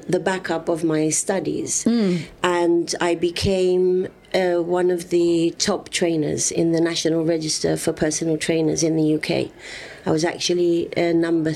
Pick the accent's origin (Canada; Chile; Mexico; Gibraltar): Gibraltar; everywhere I went, I was always saying that I was from Gibraltar